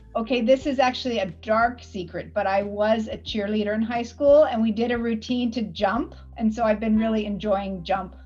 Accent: Washington, United States; now in Canada; I grew up in Washington State

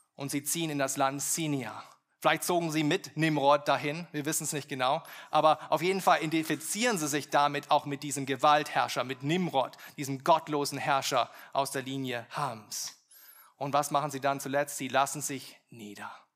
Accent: Germany; wir als, als Deutsche

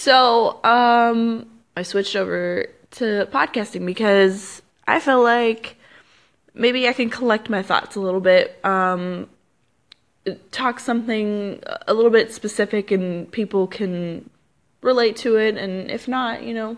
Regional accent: California, United States; also born or lived in Arizona; No, I'm not. I am from California, and that's a big old fun long life story in itself to explain why I've moved around so much in my life.

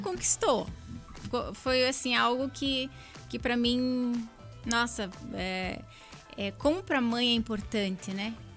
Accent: Curitiba, Paraná, Brazil; a cidade que eu nasci, eu nasci em Curitiba, amo Curitiba e escolhi Curitiba para criar o meu filho

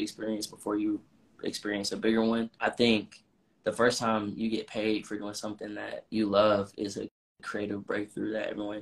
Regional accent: Atlanta, Georgia, United States; also born or lived in Massachusetts; when I first moved back to Atlanta, because I'm from Atlanta, but I went to college up north in Massachusetts

